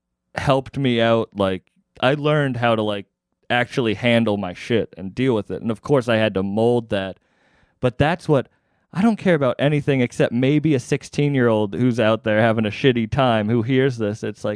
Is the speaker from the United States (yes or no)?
yes; Massachusetts, United States; I'm from Massachusetts.